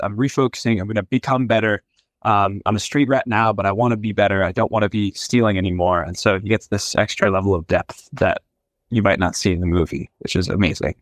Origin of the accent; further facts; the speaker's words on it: New Jersey, United States; moved away; I'm from New Jersey originally